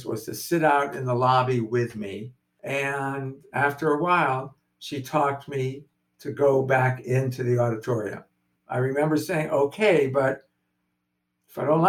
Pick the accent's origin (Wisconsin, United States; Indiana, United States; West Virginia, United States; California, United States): California, United States; Los Angeles; I am born and raised in Los Angeles